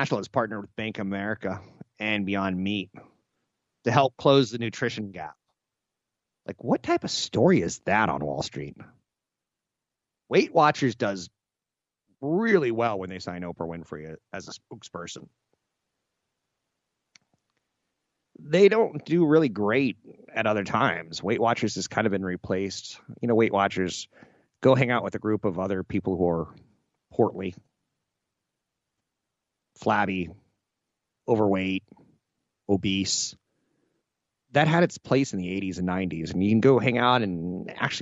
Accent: United States; I was born Caucasian on a coast in the United States

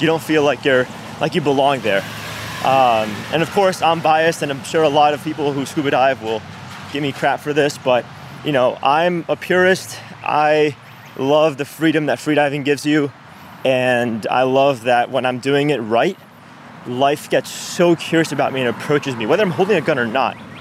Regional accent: Venezuela; also born or lived in New York, United States; now in Miami, United States; was raised in Venezuela.

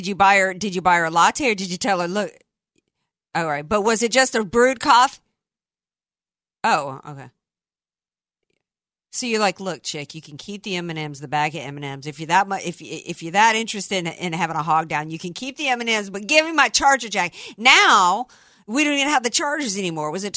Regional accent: the South, United States; I was raised in the South

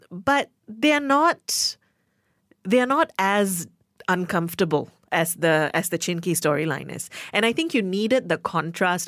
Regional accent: Malaysia; my fellow Malaysian-born

